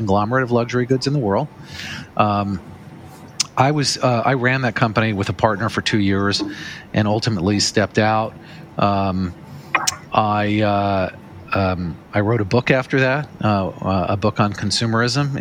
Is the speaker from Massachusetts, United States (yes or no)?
no; Los Angeles, California, United States; moved away as an adult; also born or lived in New York City; I'm originally from Los Angeles. I moved to New York City when I was 23 years old to go to law school